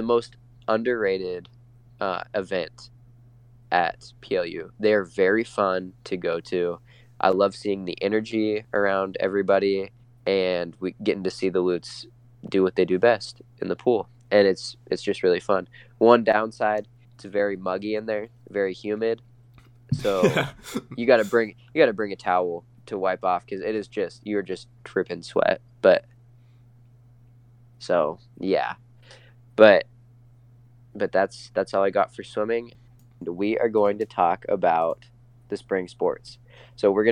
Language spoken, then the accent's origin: English; Spokane, Washington, United States; I'm from Spokane